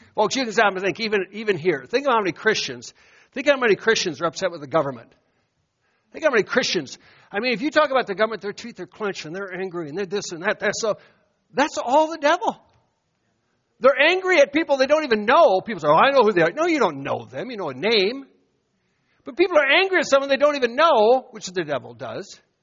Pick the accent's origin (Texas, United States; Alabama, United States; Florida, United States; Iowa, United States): Iowa, United States; moved away; I'd walk in my hometown